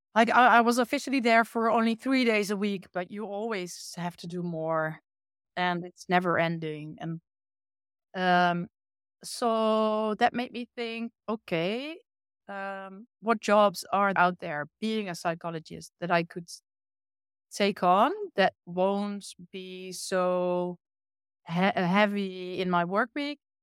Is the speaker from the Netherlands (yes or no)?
yes; Achterhoek, Gelderland, Netherlands; English is a second language; now in Utrecht, Netherlands; me growing up in a rural part of the Netherlands